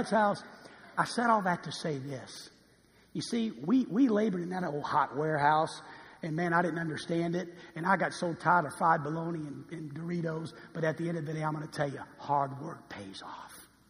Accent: New Orleans, Louisiana, United States; I was born and raised in New Orleans, Louisiana

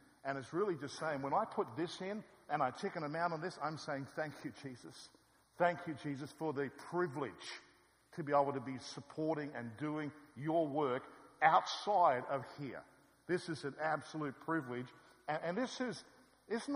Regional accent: Australia; I'm come from Australia

